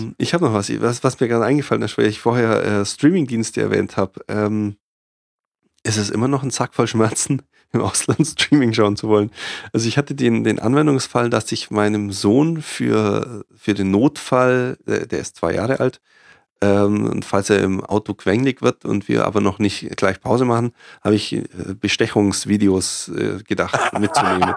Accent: Germany; ich bin Deutsche

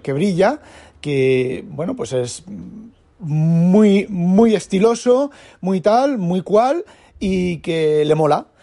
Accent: Spain; now in Netherlands; Siendo un español viviendo en Holanda

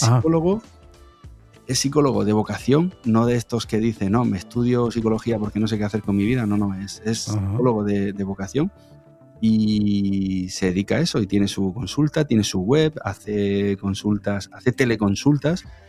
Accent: Region of Murcia, Spain; yo soy de fuera de Madrid, soy de Murcia

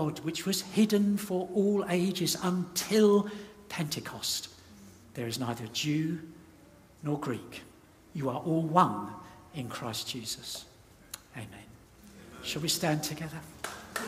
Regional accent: United Kingdom; I'm a Brit

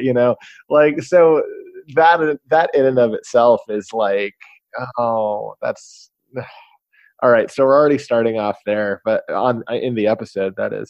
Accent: Knoxville, Tennessee, United States; I grew up in Knoxville, Tennessee

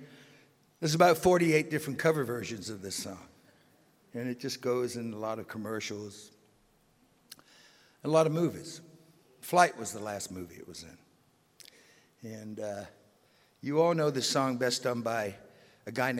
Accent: England, United Kingdom; we are all English boys

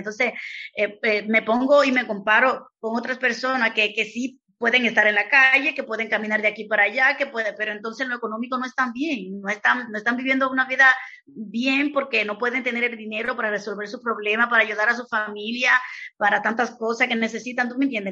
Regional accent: Dominican Republic; moved away as an adult; also born or lived in Santo Domingo; now in Spain; allá en mi país, en República Dominicana

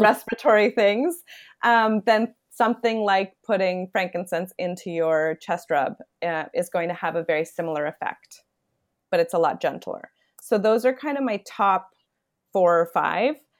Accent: Toronto, Ontario, Canada; I am born and raised in Toronto

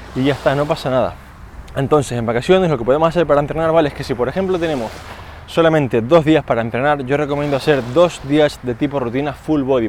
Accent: Spain; como español no hago siesta, estoy un poco yendo en contra de los cánones del país

